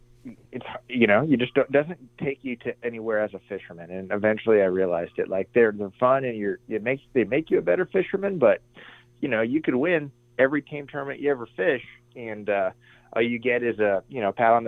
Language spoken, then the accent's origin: English; Arizona, United States; also born or lived in New Hampshire; I was born in New Hampshire. All my family is from New Hampshire, even a lot from Canada. But we moved out to Arizona when I was 8 years old.